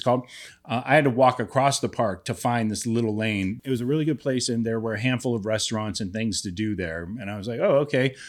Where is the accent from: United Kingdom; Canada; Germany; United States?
United States; Youngstown, Ohio; my hometown, Youngstown